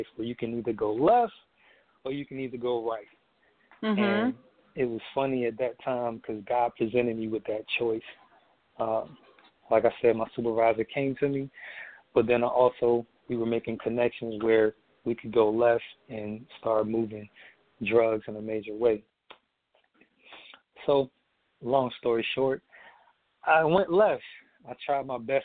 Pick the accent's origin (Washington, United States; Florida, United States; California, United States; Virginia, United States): Virginia, United States; Emporia; also born or lived in Norfolk, Virginia; We ended up moving from Norfolk to my hometown, which is my hometown is Emporia, Virginia, small little town.